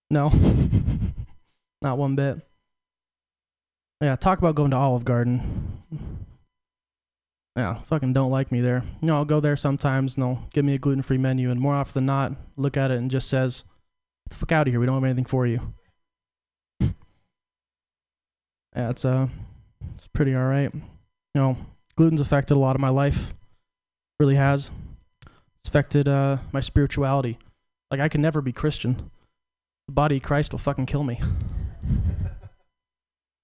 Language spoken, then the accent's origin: English; Portland, United States; I'm from Portland.